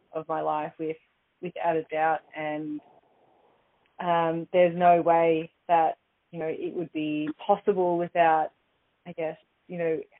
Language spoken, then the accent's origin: English; Torquay, Victoria, Australia; I did my work experience at the age of 15 at a local gym where I grew up in Torquay